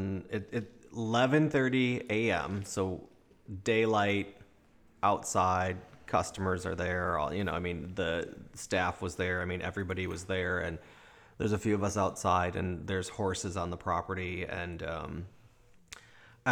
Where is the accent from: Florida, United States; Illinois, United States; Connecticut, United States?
Illinois, United States; Chicago; moved away; I grew up in Chicago